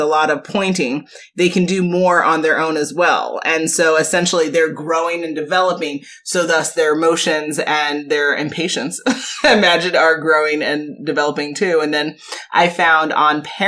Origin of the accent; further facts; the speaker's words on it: New York, United States; we're from New York